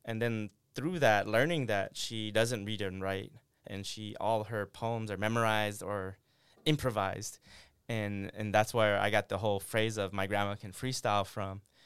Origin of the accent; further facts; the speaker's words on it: Syracuse, New York, United States; also born or lived in Nong Khai refugee camp, Thailand; I grew up on the East Coast in Syracuse